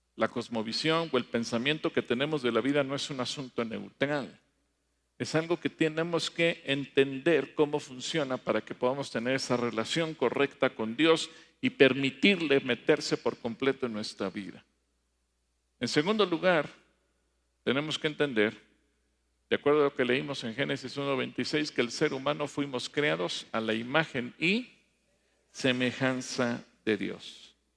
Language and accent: Spanish; Mexico; las raíces en México era, éramos un pueblo politeísta